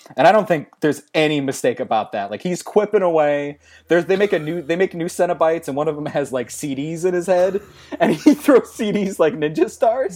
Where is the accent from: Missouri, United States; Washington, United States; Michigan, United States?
Missouri, United States; St. Louis; I'm from Saint Louis